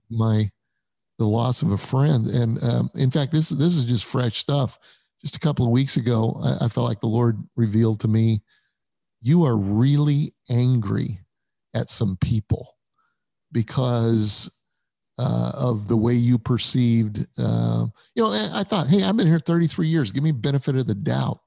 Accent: Denver, Colorado, United States; moved away as an adult; also born or lived in Illinois; I was raised in Denver, Colorado.

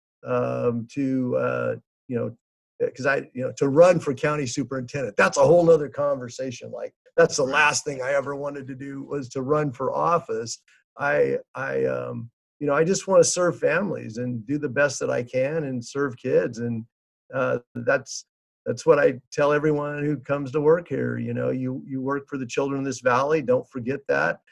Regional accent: Fresno, California, United States; I grew up here in Fresno, went to school at Central High School

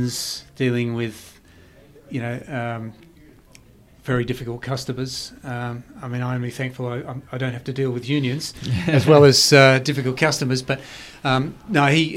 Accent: Perth, Western Australia, Australia; where I grew up in Perth

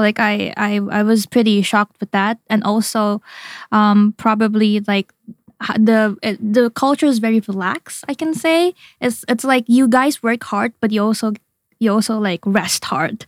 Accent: Indonesia; moved away as an adult; now in Japan; I was born and raised in Indonesia

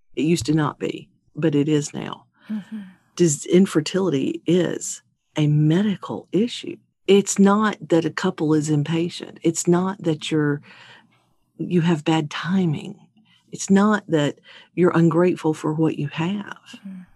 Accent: Baton Rouge, Louisiana, United States; I am from Baton Rouge, Louisiana

